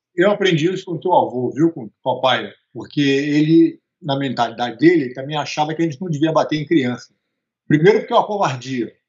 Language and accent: Portuguese; Rio de Janeiro, Brazil; also born or lived in Teresópolis; a gente vinha do Rio de Janeiro para passar o fim de semana em Teresópolis